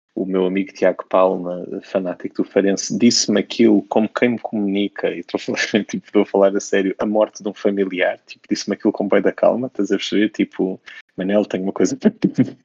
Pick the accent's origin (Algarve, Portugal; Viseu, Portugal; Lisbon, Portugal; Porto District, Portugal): Algarve, Portugal; Faro; eu cresci num sítio, eu sou de Faro